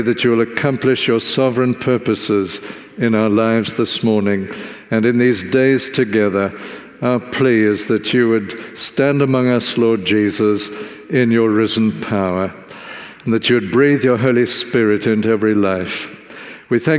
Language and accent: English; Zimbabwe; now in South Africa; where I grew up in Zimbabwe